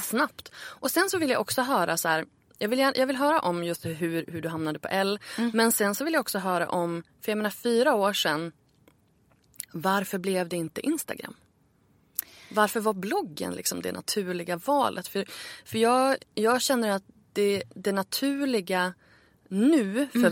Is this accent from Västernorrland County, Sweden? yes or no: yes; Örnsköldsvik, Västernorrland County, Sweden; moved away as an adult; also born or lived in Stockholm; Jag flyttade ju tillbaka till Örnsköldsvik där jag är född för ett år sedan ungefär